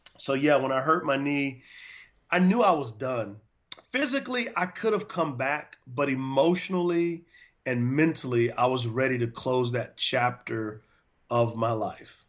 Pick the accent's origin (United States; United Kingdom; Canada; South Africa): United States; San Antonio, Texas; moved away as an adult; also born or lived in Provo, Utah; now in North Carolina, United States; I'm originally from San Antonio, Texas, and I went to a high school called Converse Judson